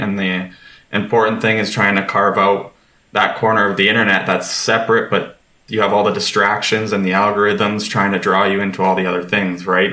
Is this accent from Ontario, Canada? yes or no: no; Lethbridge, Alberta, Canada; I grew up in Lethbridge, Alberta